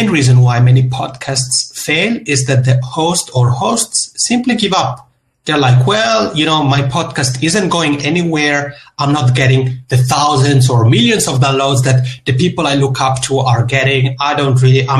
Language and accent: English; Italian-speaking part of Switzerland, Italian-speaking Switzerland, Switzerland; accent: Macaroni accent; now in Helsinki, Finland; I'm originally from the Italian-speaking part of Switzerland. So if you pick up the Macaroni accent, that's where it comes from. But I'm here now in Helsinki, Finland